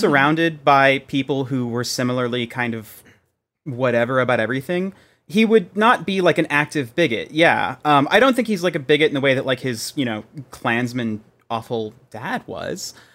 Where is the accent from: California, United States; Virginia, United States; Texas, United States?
Texas, United States; Being a Texan, I grew up around guns